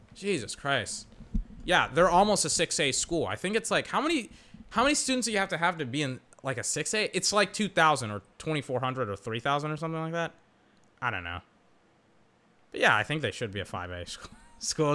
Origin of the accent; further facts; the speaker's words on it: Weir, Texas, United States; also born or lived in Georgetown, Texas; I'm from Georgetown, Texas. Technically, I'm from Weir, Texas. I went to high school at Eastview, Texas.